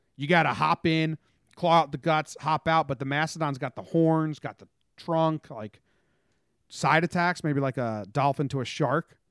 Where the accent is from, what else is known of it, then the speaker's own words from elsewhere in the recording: Teaneck, New Jersey, United States; I was born in Teaneck